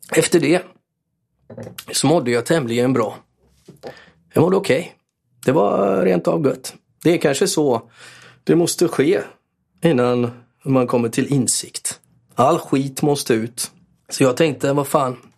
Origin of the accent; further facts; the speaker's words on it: Borås, Västra Götaland, Sweden; Jag är född på Norrby, men inte uppväxt på Norrby, tyvärr. Jag hade gärna varit uppväxt på Norrby. Jag var till viss del uppväxt på Norrby och till viss del, ehm, avskärmad från Norrby för, eh, morsan bodde på Sjöbo